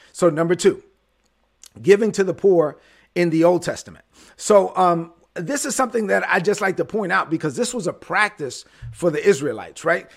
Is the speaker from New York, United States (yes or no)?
yes; New York City, New York, United States; I was born in Brooklyn